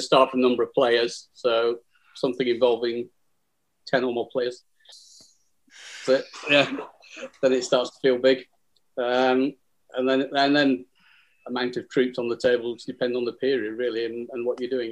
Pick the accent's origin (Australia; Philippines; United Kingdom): United Kingdom; Burnley, North West England; I'm from Burnley." Where do you go to school? Burnley Grammar School